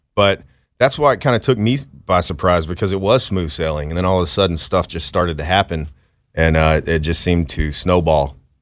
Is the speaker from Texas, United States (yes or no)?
yes; Dallas, Texas, United States; from Dallas, Texas